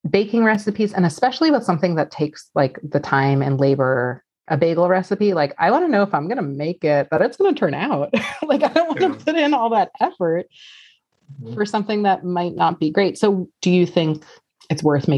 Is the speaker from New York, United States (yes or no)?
yes; New York City, New York, United States; I grew up in New York City